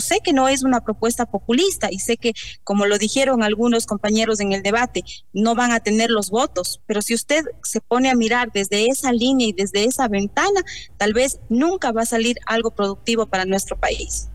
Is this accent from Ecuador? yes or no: yes; Ecuador